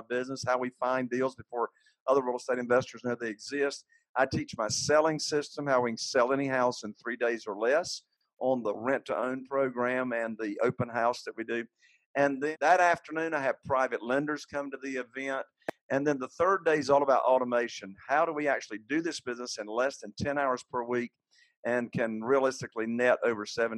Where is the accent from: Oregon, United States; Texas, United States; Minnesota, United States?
Minnesota, United States; Moorhead; born or raised there